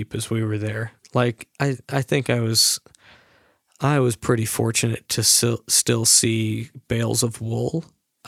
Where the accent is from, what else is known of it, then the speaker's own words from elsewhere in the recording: United States; my perspective as an American